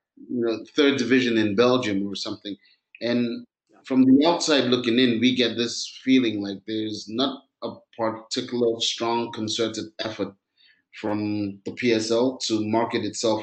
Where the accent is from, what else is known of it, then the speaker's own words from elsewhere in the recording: Cameroon; I come from Cameroon